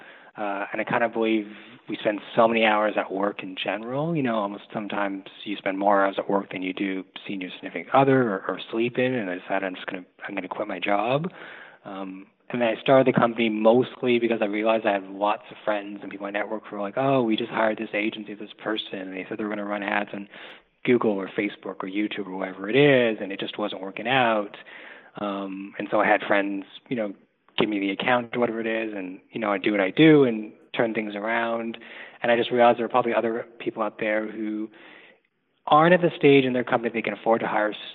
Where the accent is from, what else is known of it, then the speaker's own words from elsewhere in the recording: Toronto, Ontario, Canada; now in Montreal, Canada; I grew up in Toronto, Canada.